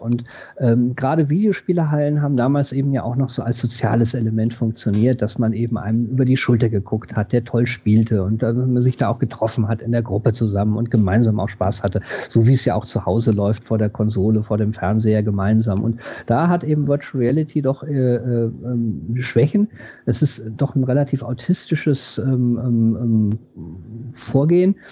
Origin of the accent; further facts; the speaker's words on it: West Germany, Germany; Ich bin zwar in Westdeutschland groß geworden